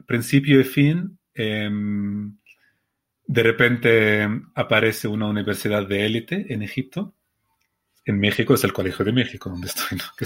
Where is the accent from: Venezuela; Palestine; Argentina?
Palestine; Spanish is a second language; Yo no vengo del Cairo, yo vengo de Palestina, que es un país pequeño